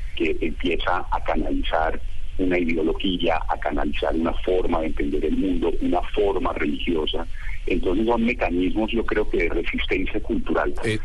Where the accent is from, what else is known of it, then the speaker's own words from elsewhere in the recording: Colombia; nuestro país